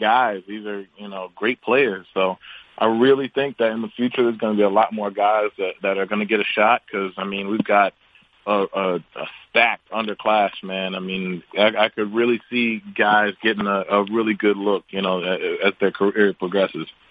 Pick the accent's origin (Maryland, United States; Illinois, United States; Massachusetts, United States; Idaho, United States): Maryland, United States; Baltimore; I grew up in Baltimore and went to school for college in Baltimore